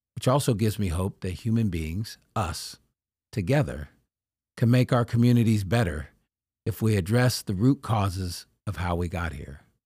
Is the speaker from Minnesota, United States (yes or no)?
no; Sacramento, California, United States; the neighborhood I grew up in in Oak Park